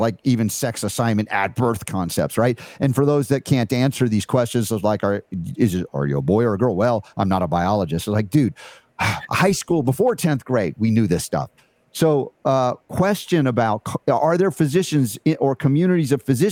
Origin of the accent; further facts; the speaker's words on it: United States; growing up in America as I have, coming through the public school system as I did